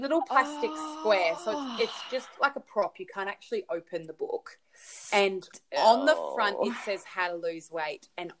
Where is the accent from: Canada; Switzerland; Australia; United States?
Australia; Australian, and it's kilos, but I think it's like 45 kilos or something like that.